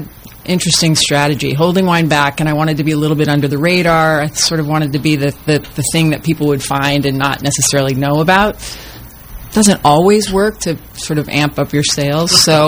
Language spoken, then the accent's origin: English; Outside of Boston, Massachusetts, United States; moved away; Outside of Boston.